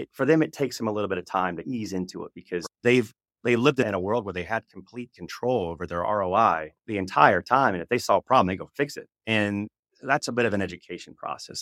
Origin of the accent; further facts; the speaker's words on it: Oklahoma, United States; I came from, I was born in Oklahoma